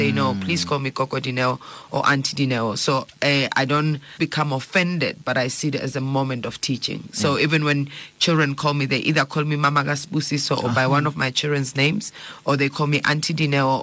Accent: Johannesburg, Gauteng, South Africa; I grew up in Alex.

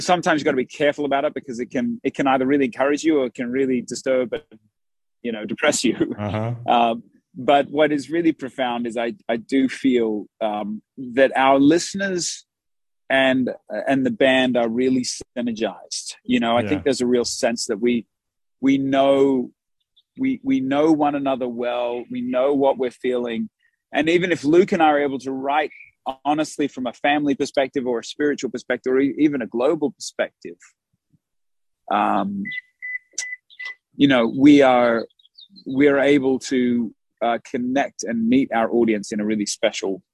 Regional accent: Australia; now in United States; we're from Australia.

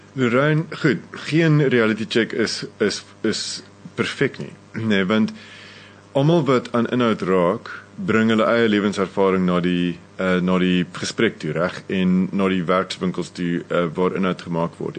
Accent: South Africa; wie ons is as Suid-Afrikaners, wie ons is as Afrikaanse mense vandag

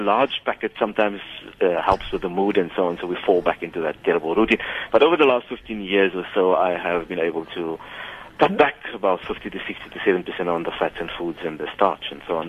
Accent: Cape Town, Western Cape, South Africa; when we grew up in Grassy Park

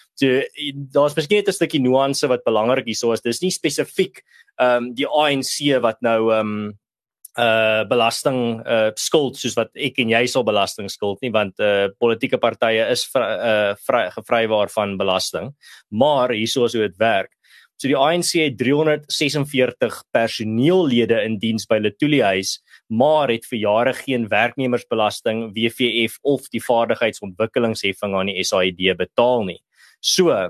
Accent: South Africa

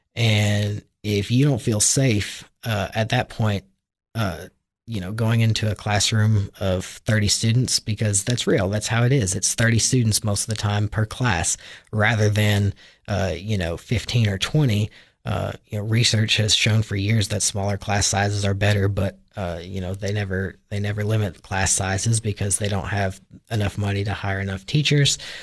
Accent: Hohenwald, Tennessee, United States; I was raised originally in Hohenwald, Tennessee, which is about, uh, ninety miles southwest of Nashville

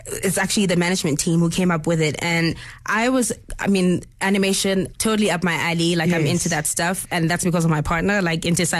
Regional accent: Soweto, Gauteng, South Africa; first language Zulu; English is a second language; Soweto, where, you know, the my place of birth

